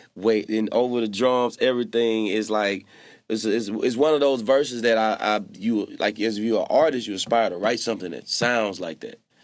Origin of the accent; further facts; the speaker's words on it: Mississippi, United States; I'm from Mississippi